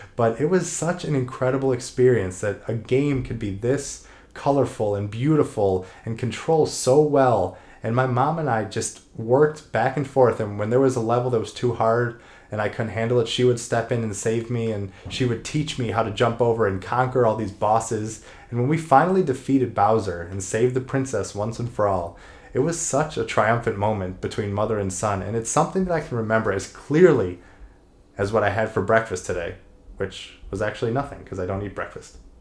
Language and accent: English; Cleveland, Ohio, United States; also born or lived in Columbus, Ohio; I was born in Cleveland, Ohio, and I went to the Ohio State University